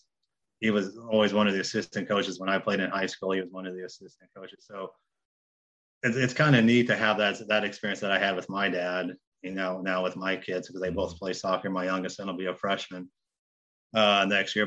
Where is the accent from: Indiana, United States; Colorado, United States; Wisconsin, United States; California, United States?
Indiana, United States; Indianapolis; moved away as an adult; also born or lived in Southeast Ohio; now in Ohio, United States; I'm from Indianapolis